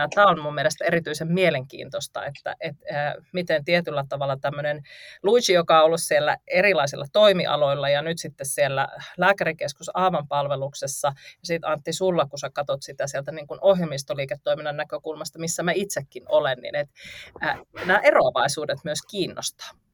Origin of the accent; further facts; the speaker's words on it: North Karelia, Finland; mä oon kotoisin tuolta Pohjois-Karjalasta